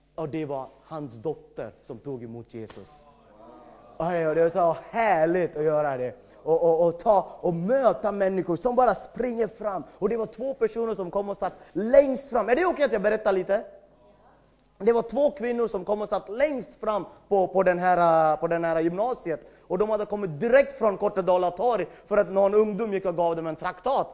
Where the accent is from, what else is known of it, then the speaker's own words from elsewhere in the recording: India; Swedish is a second language; moved away as an adult; now in Sweden; jag kommer från ett annat land, jag har bott i Sverige i 14 år